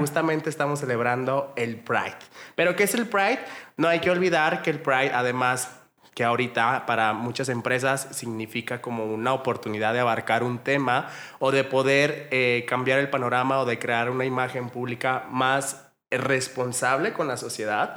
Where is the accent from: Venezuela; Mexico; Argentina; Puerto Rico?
Mexico; tenemos nosotros como mexicanos